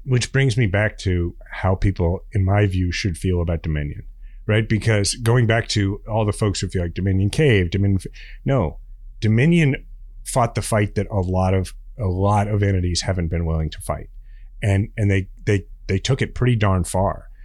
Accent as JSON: {"language": "English", "town": "Kansas City", "country": "United States", "said": "I'm a guy from Kansas City"}